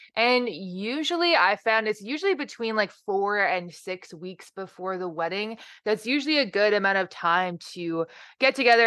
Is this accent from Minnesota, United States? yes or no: no; New Jersey, United States; moved away as an adult; also born or lived in Ohio; I am originally from New Jersey